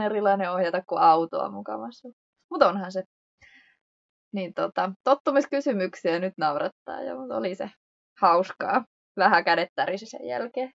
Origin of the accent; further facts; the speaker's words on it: Hyvinkää, Uusimaa, Finland; moved away as an adult; also born or lived in Cyprus; kotosin me ollaan Hyvinkäältä.